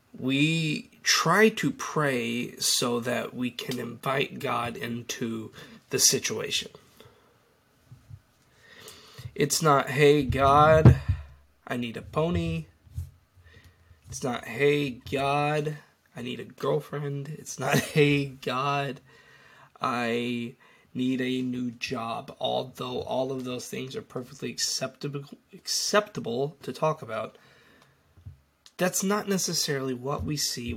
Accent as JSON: {"language": "English", "country": "United States", "said": "it's kind of all in my home country's DNA, prayer, all over the place"}